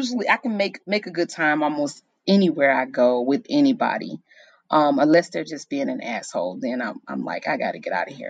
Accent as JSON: {"language": "English", "town": "Chicago", "region": "Illinois", "country": "United States", "moved": "yes", "said": "I'm from Chicago"}